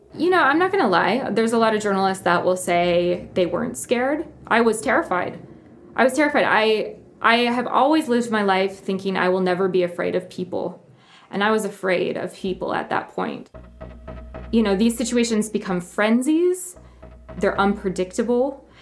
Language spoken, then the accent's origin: English; Midwest, United States; moved away as an adult; now in Nairobi, Kenya; where I grew up in the Midwest